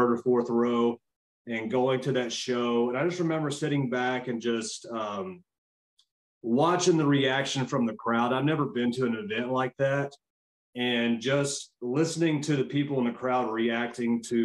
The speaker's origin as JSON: {"language": "English", "region": "Arkansas", "country": "United States", "tie": "born or raised there", "said": "I was born and raised in the South in Arkansas, and my accent, I can't hide that either."}